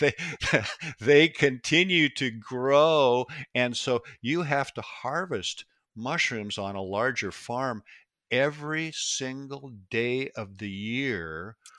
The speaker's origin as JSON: {"language": "English", "area": "Pacific Northwest", "region": "Washington", "country": "United States", "tie": "born or raised there", "said": "I was born and raised in the Pacific Northwest, and it's such a beautiful place. We have forests. It's the Evergreen State"}